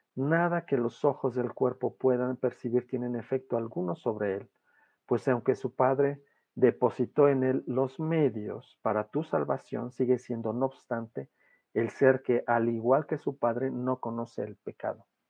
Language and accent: Spanish; Mexico; soy mexicano